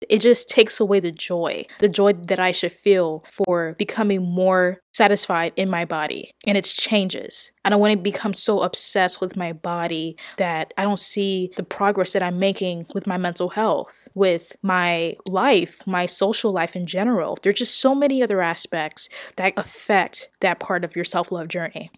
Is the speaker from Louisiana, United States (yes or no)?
yes; New Orleans, Louisiana, United States; I grew up in New Orleans, Louisiana